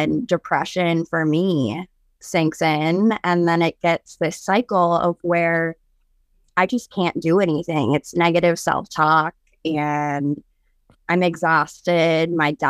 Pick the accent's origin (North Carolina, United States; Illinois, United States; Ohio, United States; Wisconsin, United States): Wisconsin, United States; I'm 32 years old. I'm from Wisconsin.